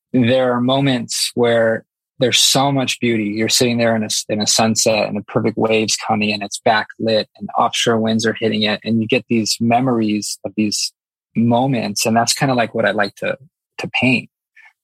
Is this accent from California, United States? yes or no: yes; Los Angeles, California, United States; moved away as an adult; now in Maui, United States; I grew up in Los Angeles area near the beach